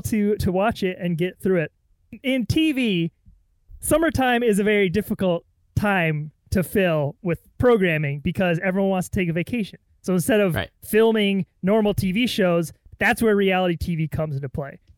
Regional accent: San Diego, California, United States; San Diego, my hometown

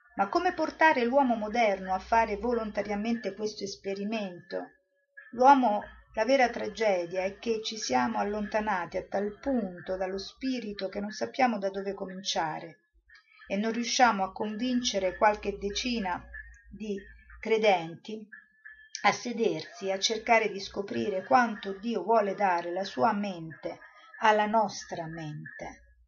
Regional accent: Rome, Lazio, Italy; io sono romana, sono andata a Roma

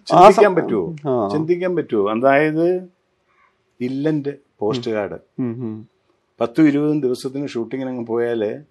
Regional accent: Piravom, Kerala, India; എന്റെ നാട് പിറവം

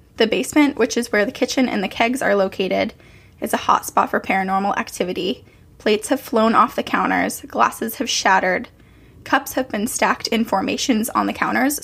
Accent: Burlington, Vermont, United States; moved away; Burlington, Vermont, which is where I'm from.

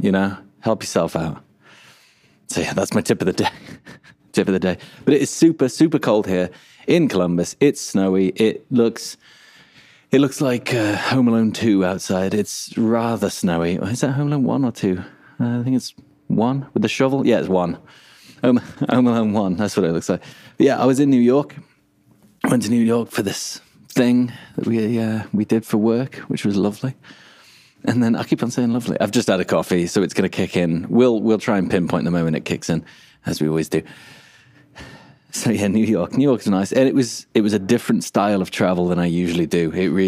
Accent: England, United Kingdom; moved away; also born or lived in Australia; I am English

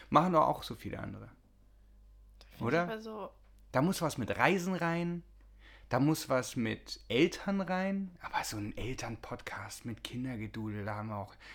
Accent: Austria; born there; Und ich bin geboren in Österreich.

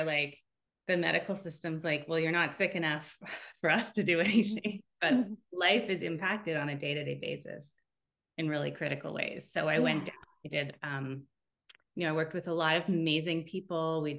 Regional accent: Canada; also born or lived in France; now in United States; And then we're Canadian, and now we're in the US.

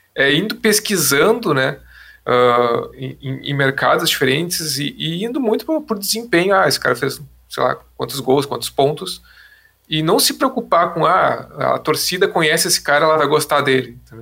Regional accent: Porto Alegre, Rio Grande do Sul, Brazil; a gente é de Porto Alegre

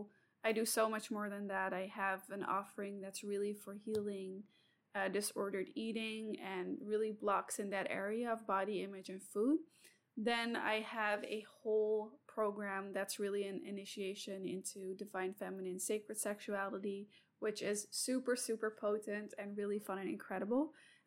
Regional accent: Sydney, New South Wales, Australia; I'm also from Sydney

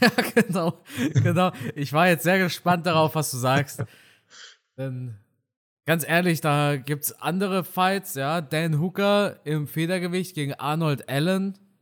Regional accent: Germany; first language German; Ich bin aber in Deutschland geboren und auch auf Deutsch geboren, also nicht auf Deutsch geboren, auf Deutsch aufgewachsen

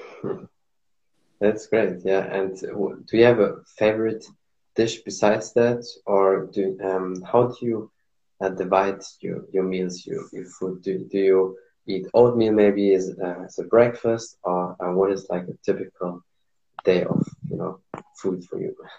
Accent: Morocco; moved away; also born or lived in Germany; I'm from Morocco

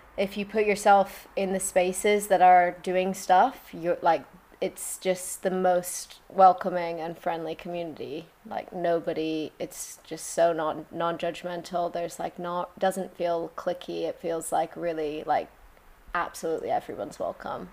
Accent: Colorado, United States; also born or lived in London; now in Margate, United Kingdom; I'm from Colorado originally

